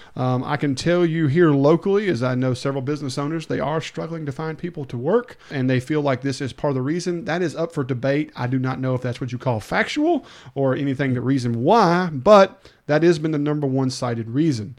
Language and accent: English; Hernando, Mississippi, United States; now in Olive Branch, United States; when I lived in Hernando and I grew up in Hernando for a long time